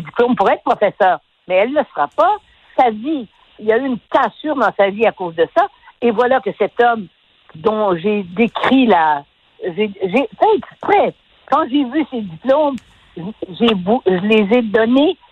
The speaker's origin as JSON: {"language": "French", "region": "Quebec", "country": "Canada", "said": "nous, du Québec"}